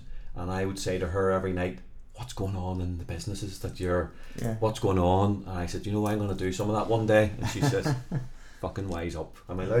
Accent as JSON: {"language": "English", "town": "Belfast", "region": "Northern Ireland", "country": "United Kingdom", "said": "But I'm actually from South Belfast, right, so we are very blessed."}